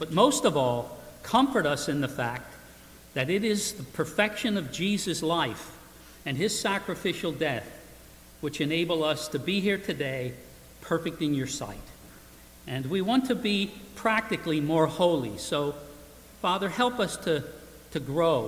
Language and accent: English; Emmaus, Pennsylvania, United States; I grew up in Emmaus, so I lived until I was 19 and went in the Navy, and then we came back in 90